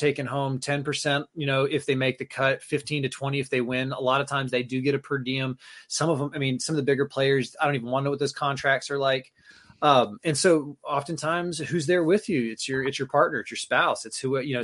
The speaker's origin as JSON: {"language": "English", "town": "Tallahassee", "region": "Florida", "country": "United States", "tie": "born or raised there", "moved": "as an adult", "lives_now": "Maine, United States", "said": "I grew up in Tallahassee, Florida, going to the Florida State games"}